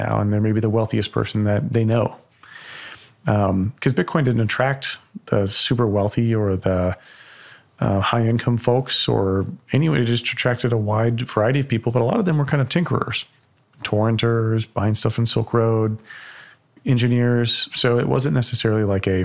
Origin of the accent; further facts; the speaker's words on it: Texas, United States; as a Texan